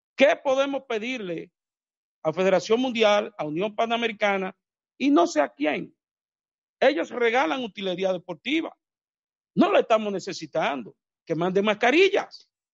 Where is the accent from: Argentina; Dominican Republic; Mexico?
Dominican Republic